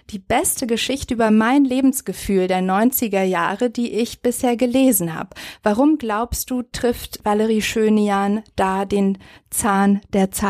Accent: Romania; born there; Ich oute mich jetzt auch mal als Wessi, obwohl ich im tiefen Osten geboren bin, in Rumänien.

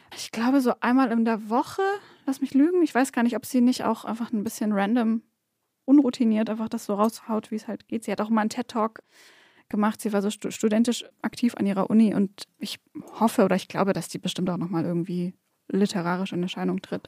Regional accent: Swabia, Germany; gebürtige Schwäbin.

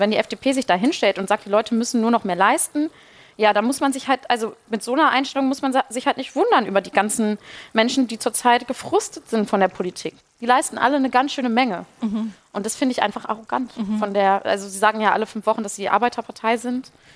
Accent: Ruhr area, North Rhine-Westphalia, Germany; ich komme aus dem Ruhrgebiet

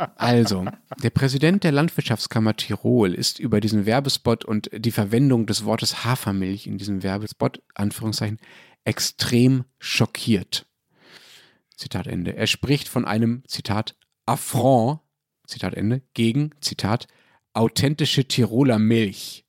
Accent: Germany; Also ich als Deutscher

